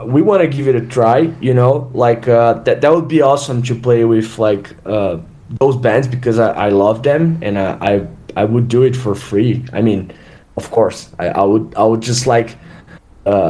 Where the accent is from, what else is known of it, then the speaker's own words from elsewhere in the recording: Brazil; we're from Brazil, right? So we're pretty much third world guys